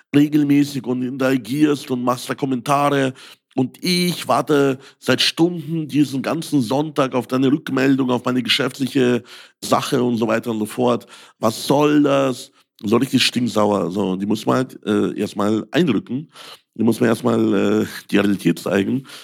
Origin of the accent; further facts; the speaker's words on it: Ukraine; German is a second language; now in Germany; Ich bin ja selbst Ausländer. Ich komme aus der Ukraine.